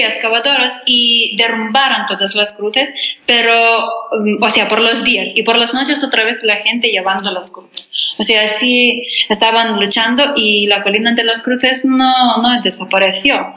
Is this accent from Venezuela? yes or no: no; Lithuania; Spanish is a second language; also born or lived in Spain; soy de Lituania